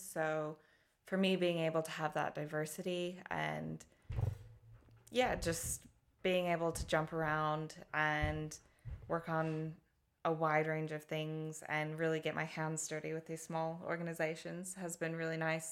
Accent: Colorado, United States; accent: American; moved away as an adult; now in Hastings, United Kingdom; I was born and lived most of my, my youth, my up until about, uh, twenty-one, I was in Colorado, uh, the United States

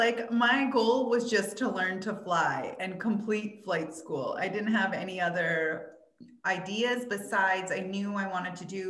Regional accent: Northern Saskatchewan, Canada; moved away as an adult; I'm from Northern Saskatchewan and it's freezing there.

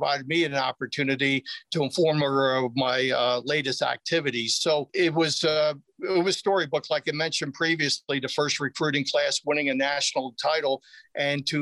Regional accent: Philadelphia, Pennsylvania, United States; moved away as an adult; also born or lived in Montana; now in Arizona, United States; I'm from Philadelphia.

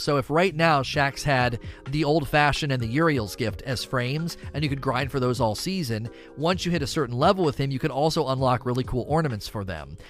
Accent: Canton, Ohio, United States; now in Kentucky, United States; I was born and raised in Canton, Ohio

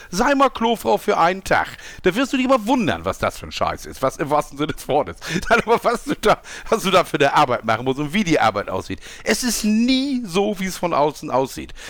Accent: Switzerland; Ich bin ja Schweizer.

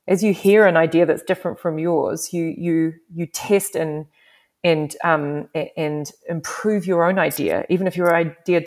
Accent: New Zealand; also born or lived in England; now in Canada; the New Zealand, you know, I come from a different country

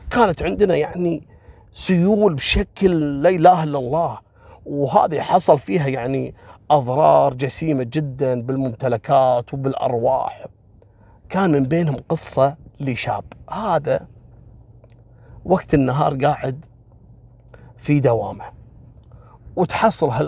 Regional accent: Kuwait; وفي أحد المناطق اللي المعروفة عندنا في الكويت

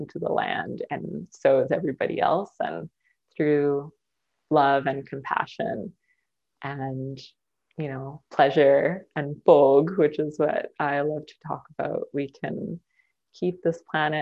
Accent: Maple Ridge, British Columbia, Canada; moved away as an adult; also born or lived in Burnaby; now in Halifax, Canada; I was born in Burnaby, but grew up in Maple Ridge, Canada.

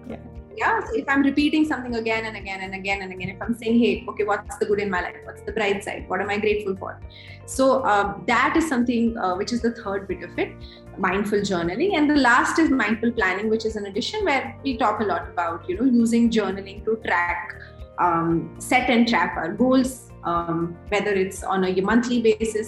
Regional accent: Delhi, India; also born or lived in Jamshedpur; I've been born and brought up in Delhi

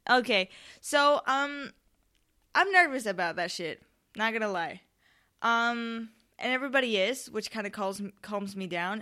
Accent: Spain; I'm from Spain

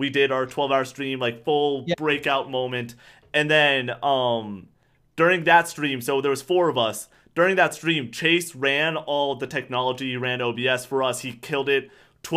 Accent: Boston, Massachusetts, United States; I'm Boston. I'm from Boston

